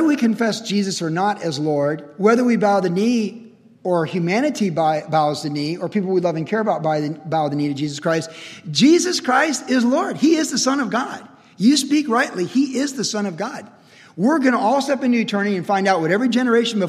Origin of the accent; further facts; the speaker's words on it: Cleveland, Ohio, United States; moved away; also born or lived in California; I was born in Cleveland, Ohio in 1961.